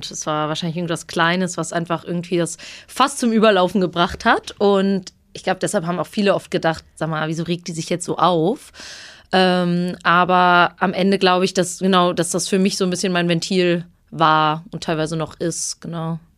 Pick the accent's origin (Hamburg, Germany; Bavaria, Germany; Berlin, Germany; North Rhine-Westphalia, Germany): Hamburg, Germany; moved away as an adult; Dieses Mal aus meiner Heimat Hamburg. Hier habe ich nicht nur die ersten 19 Jahre meines Lebens verbracht